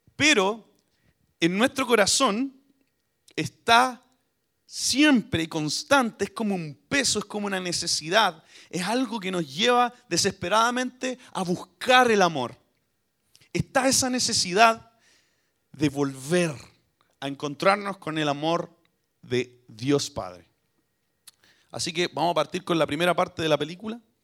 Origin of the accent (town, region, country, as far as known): Chile